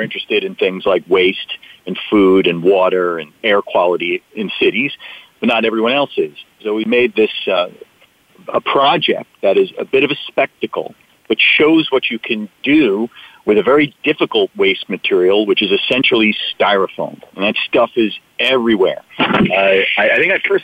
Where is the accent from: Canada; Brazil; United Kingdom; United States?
United States; New Jersey; I was born in New Jersey. My dad worked in Paterson, New Jersey